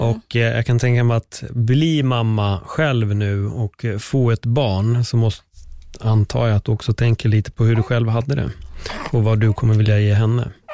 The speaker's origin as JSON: {"language": "Swedish", "country": "Sweden", "tie": "born or raised there", "said": "nu är jag uppväxt här"}